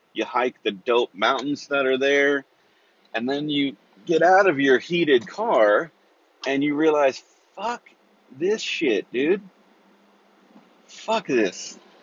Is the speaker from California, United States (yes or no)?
yes; Central Valley, California, United States; I grew up in Central Valley